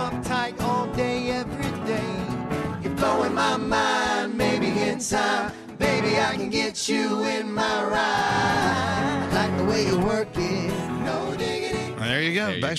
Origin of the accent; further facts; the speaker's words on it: Jamaica; I'm Jamaican, but I don't smoke weed.